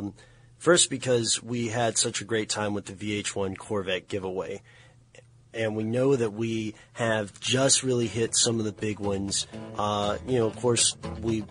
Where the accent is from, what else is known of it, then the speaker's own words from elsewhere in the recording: Tennessee, United States; I'm from Tennessee